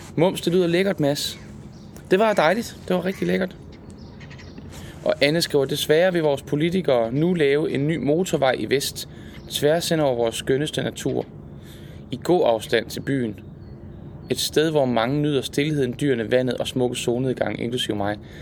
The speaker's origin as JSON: {"language": "Danish", "region": "Jutland", "country": "Denmark", "moved": "yes", "lives_now": "Zealand, Denmark", "said": "Hjemme i Jylland."}